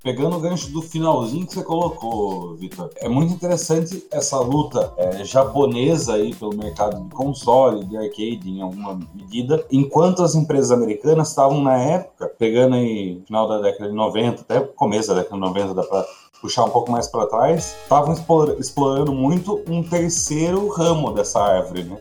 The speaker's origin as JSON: {"language": "Portuguese", "town": "Sorocaba", "region": "São Paulo", "country": "Brazil", "said": "Eu sou de Sorocaba"}